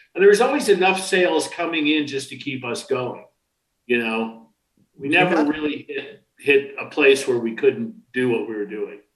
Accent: New York City, New York, United States; was born in Brooklyn the first year there was no Brooklyn Dodger baseball

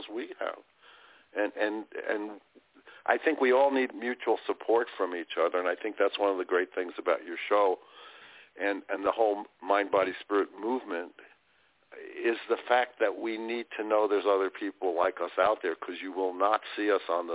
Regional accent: New York City, New York, United States; So I grew up in Brooklyn when Brooklyn was Brooklyn

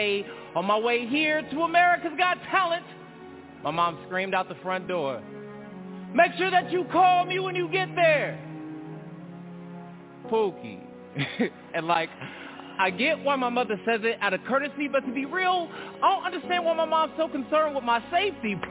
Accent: Stockton, California, United States; I'm from Southside Stockton

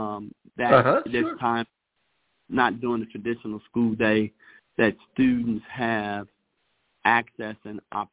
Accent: Chicago, Illinois, United States; now in Denver, United States; I'm originally from Chicago

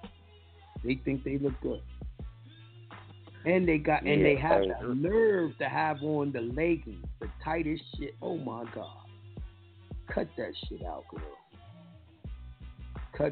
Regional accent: New York, United States; accent: New York; I got my accent from New York

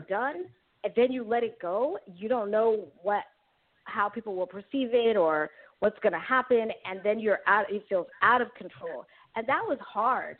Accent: New York City, New York, United States; moved away as an adult; also born or lived in San Francisco, California; now in Bay Area, California, United States; I grew up in Queens, New York

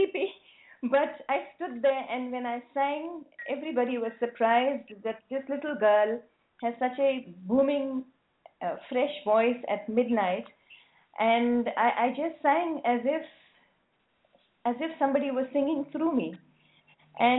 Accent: South Africa; I was born in South Africa during the apartheid

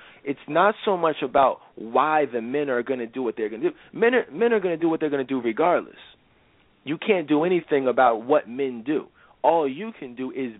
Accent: Philadelphia, Pennsylvania, United States; I'm from Philadelphia and born and raised

